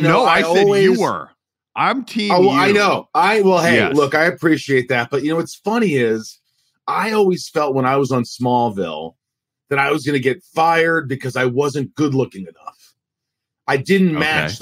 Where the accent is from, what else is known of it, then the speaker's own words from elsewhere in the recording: Newburgh, Indiana, United States; also born or lived in New York; we just landed in Newburgh, Indiana, and thus began my life growing up in the Midwest